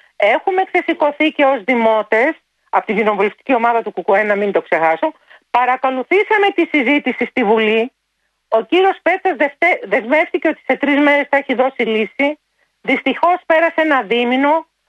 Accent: Santorini, South Aegean, Greece; κατάγομαι από τη Σαντορίνη

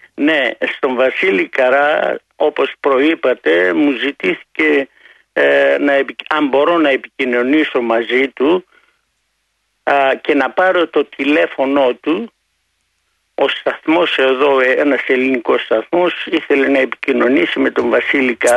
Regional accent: Giannitsa, Central Macedonia, Greece; moved away; also born or lived in Thessaloniki; Εγώ είμαι από τα Γενιτσά, αλλά έμενα πολλά χρόνια στη Θεσσαλονίκη, εργαζόμουν εκεί

